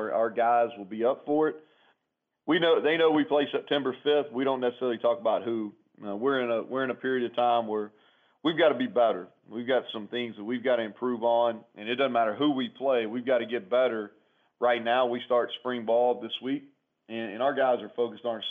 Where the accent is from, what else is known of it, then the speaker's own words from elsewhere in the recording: Kentucky, United States; now in West Virginia, United States; I grew up in Kentucky